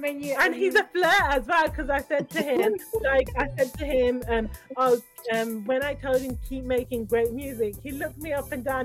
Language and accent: English; Birmingham, West Midlands, United Kingdom; also born or lived in London; we were born and raised in Birmingham